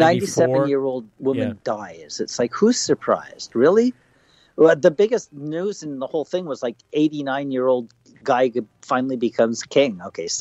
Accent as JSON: {"language": "English", "country": "Canada", "said": "I'm super happy just being Canadian."}